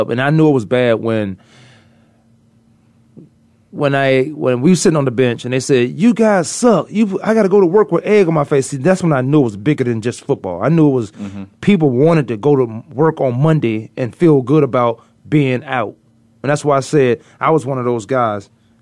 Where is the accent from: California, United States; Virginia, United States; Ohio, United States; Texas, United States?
Virginia, United States; now in Arizona, United States; I'm from Virginia